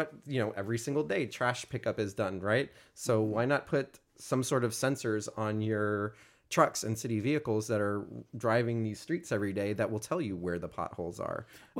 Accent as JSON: {"language": "English", "town": "Houston", "region": "Texas", "country": "United States", "tie": "born or raised there", "said": "I grew up in Central Houston"}